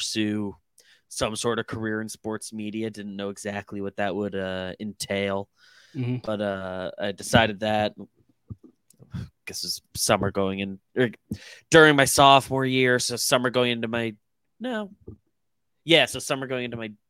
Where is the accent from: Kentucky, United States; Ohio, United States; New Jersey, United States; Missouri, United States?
New Jersey, United States; moved away as an adult; also born or lived in Philadelphia / Lancaster, Pennsylvania; now in New York, United States; Grew up, born in New York, grew up North Jersey, whole life there basically until college.